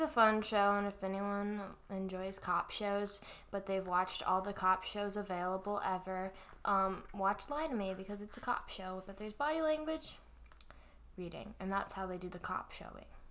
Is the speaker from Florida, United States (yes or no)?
yes; Florida, United States; I'm from Florida